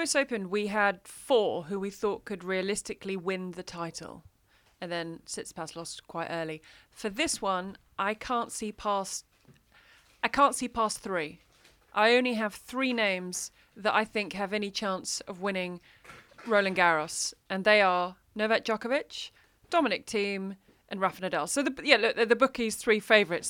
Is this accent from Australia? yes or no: no; United Kingdom; I come from the U K, and there's rain.